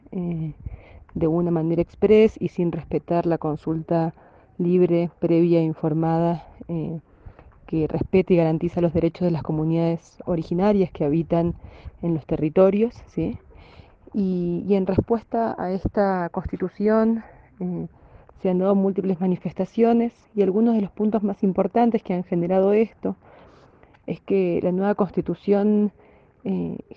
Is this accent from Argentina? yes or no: yes; Jujuy, Argentina; trabajo en investigación, en etnobotánica, en, la provincia de Jujuy, de donde soy y vivo en Tilcara